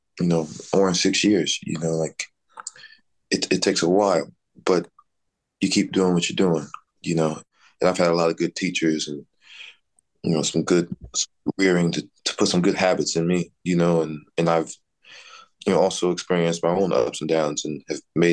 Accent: Dallas, Texas, United States; moved away; I grew up in Texas and spent my time between, you know, Dallas and our family farm down in central Texas

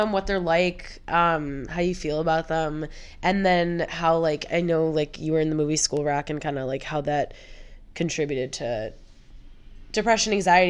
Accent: Deerfield, Illinois, United States; I'm from Deerfield.

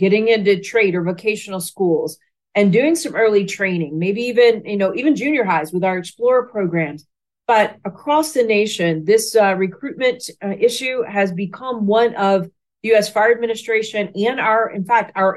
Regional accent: Watertown, Tennessee, United States; also born or lived in Lebanon, Tennessee / Memphis, Tennessee; I grew up in the Nashville, Tennessee area. So I was born in Lebanon, Tennessee, which is just east of Nashville. So grew up, went to high school there in a very small town called Watertown, Tennessee

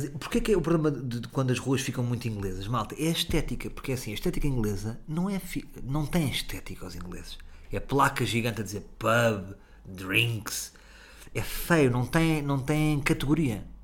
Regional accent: Alvor, Algarve, Portugal; A minha infância foi passada no Alvor. Até ali aos 15 anos.

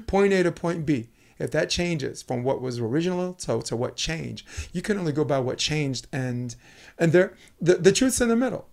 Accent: New York City, New York, United States; also born or lived in Harlem; I grew up in Brooklyn, New York

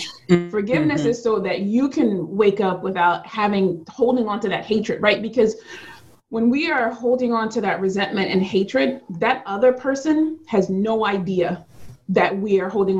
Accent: Philadelphia, Pennsylvania, United States; I'm from Philadelphia

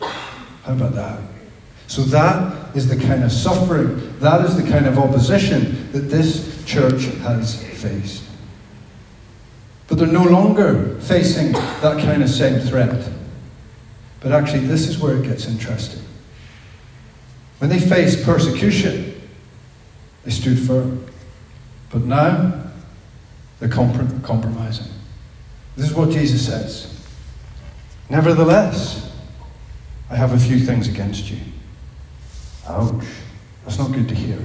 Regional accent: Belfast, Northern Ireland, United Kingdom; I grew up in Belfast

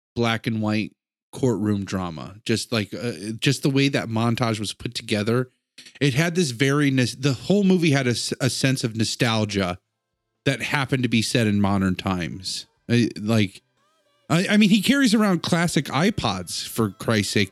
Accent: United States; I'm American

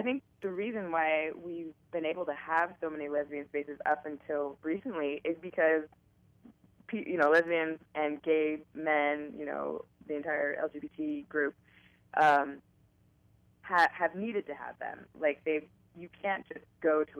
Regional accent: San Francisco, California, United States; I am from San Francisco. I've lived here my whole life

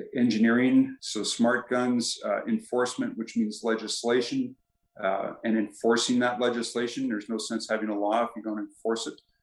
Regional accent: Edmonton, Alberta, Canada; moved away as an adult; also born or lived in Ohio / Birmingham, Alabama; now in Calgary, Canada; I grew up in Edmonton and uh, went to school there, including uh, medical school at the University of Alberta.

